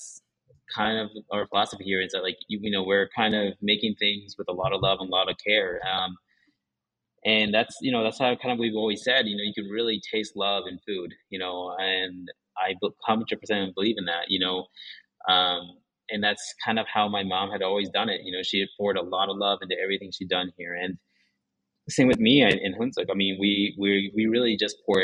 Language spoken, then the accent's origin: English; Albuquerque, New Mexico, United States; first language Japanese; English is a second language; also born or lived in Santa Fe, New Mexico / Niigata, Japan; I was actually born in Santa Fe, but I moved to Japan. Yeah, as an infant. So I was probably in Japan from the age of one or two all the way to about second grade. And so Japanese was my first language. And then coming back to Albuquerque or Santa Fe originally